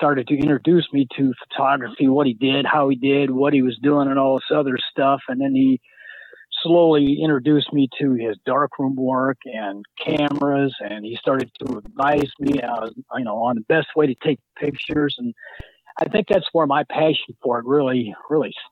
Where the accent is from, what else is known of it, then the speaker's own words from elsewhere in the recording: South Bend, Indiana, United States; now in Michigan City, United States; I grew up in South Bend.